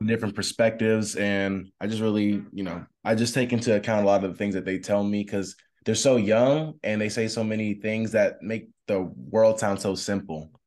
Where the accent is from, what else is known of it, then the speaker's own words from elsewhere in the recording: Tampa, Florida, United States; I'm from Tampa, Florida